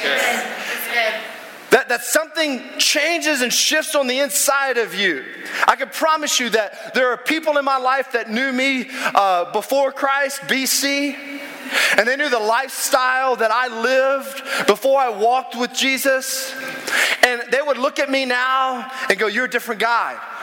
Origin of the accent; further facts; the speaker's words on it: the South, United States; I'm from the South.